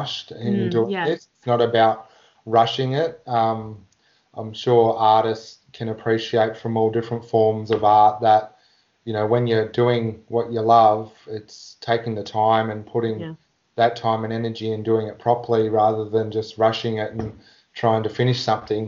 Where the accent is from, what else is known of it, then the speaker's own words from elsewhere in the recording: Warrnambool, Victoria, Australia; I grew up in Warrnambool, and as a young fellow I got to get into the Aboriginal dancing